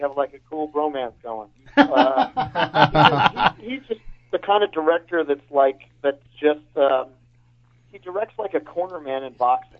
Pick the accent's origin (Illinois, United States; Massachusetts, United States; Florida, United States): Illinois, United States; Chicago; my hometown of Chicago.